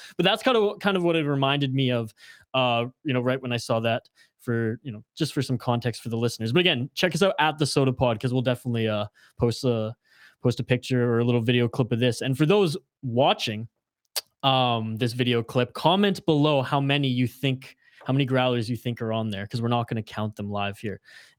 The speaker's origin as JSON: {"language": "English", "country": "Canada", "said": "I'm from Canada"}